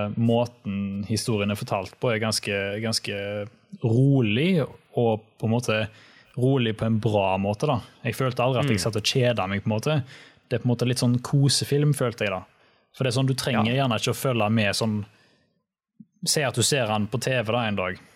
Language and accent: Norwegian; Haugesund, Rogaland, Norway; also born or lived in Oslo; Jeg har jo flytta fra Oslo. Så eh, nå er jeg hjemme i Haugesund